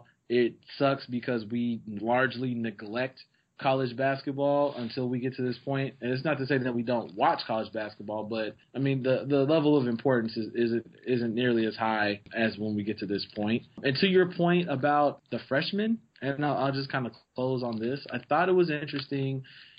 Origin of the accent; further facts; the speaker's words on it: Oklahoma, United States; I'm from Oklahoma.